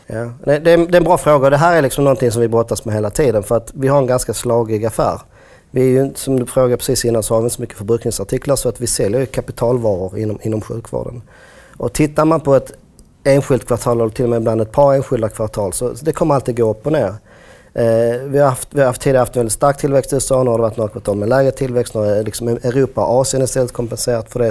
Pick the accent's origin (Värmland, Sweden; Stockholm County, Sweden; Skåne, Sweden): Skåne, Sweden; Jag är från Skåne, så Malmö var liksom en värld och Lund var en annan värld